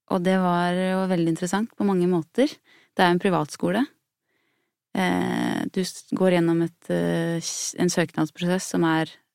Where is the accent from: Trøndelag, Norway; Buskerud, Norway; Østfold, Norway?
Buskerud, Norway; Hallingdal; jeg har vokst opp med foreldre som jobba med sånn eh, med teater jeg, i Hallingdal, der jeg er fra